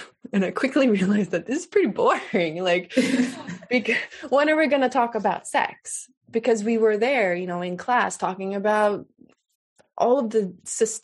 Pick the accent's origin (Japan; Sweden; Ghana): Sweden; I grew up in Sweden. I'm Swedish. I grew up in Sweden.